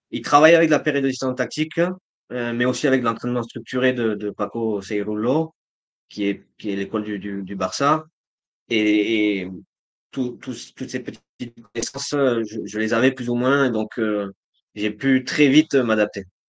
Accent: France; now in Colombia; en tant que Français

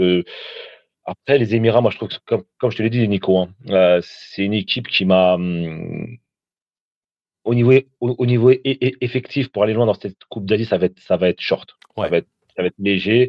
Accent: Tunisia; je suis tunisien

